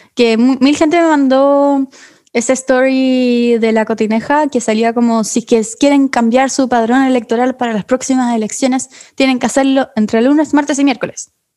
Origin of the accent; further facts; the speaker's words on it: Chile; yo igual soy chileno.